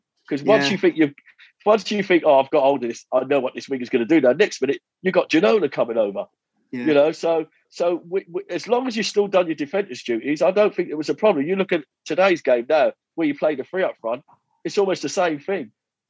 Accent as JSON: {"language": "English", "town": "Ipswich", "region": "East of England", "country": "United Kingdom", "tie": "born or raised there", "said": "I was from Ipswich and I was playing for Norwich."}